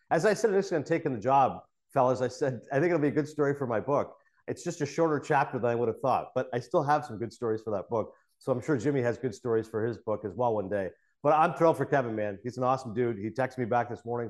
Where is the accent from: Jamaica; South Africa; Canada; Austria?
Canada; Kingston, Ontario; moved away; also born or lived in Toronto, Ontario; I was born in Toronto, but I grew up in Kingston, which is a few hours away.